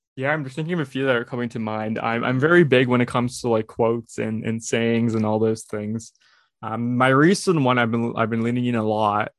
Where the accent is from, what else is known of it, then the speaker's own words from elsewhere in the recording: Brampton, Ontario, Canada; also born or lived in Houston, Texas; I was born in Houston, Texas, and, and grow, and grew up in Brampton, Ontario, uh, which is just outside Toronto, Ontario, Canada